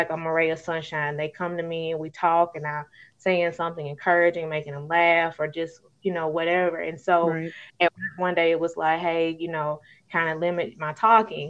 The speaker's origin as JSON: {"language": "English", "region": "Alabama", "country": "United States", "tie": "born or raised there", "said": "if y'all can probably tell it in my accent, I'm an Alabama native, born and raised, been here all my life"}